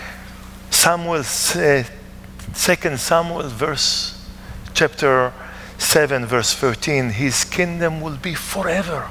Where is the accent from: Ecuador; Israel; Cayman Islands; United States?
Israel; Ma'alot-Tarshiha, Northern District; English is a second language; moved away as an adult; also born or lived in South Africa; I'm from Maalot in the Galilee.